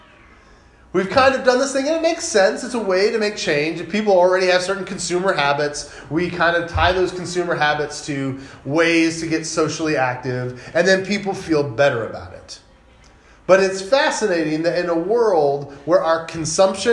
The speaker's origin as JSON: {"language": "English", "country": "United States", "said": "As American followers of Jesus"}